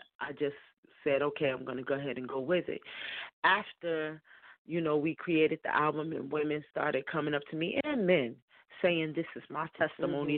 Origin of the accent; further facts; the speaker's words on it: Newark, New Jersey, United States; growing up in Newark, I had a lot of experiences, some ugly, some good